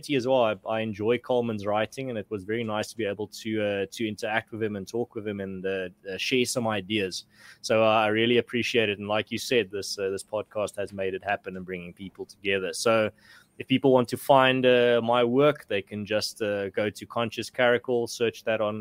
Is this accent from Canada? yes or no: no; South Africa; as a South African